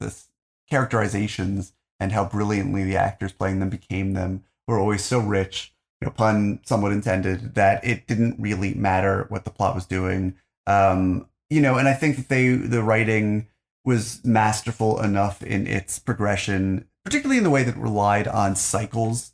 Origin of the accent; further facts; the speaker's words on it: United States; as an American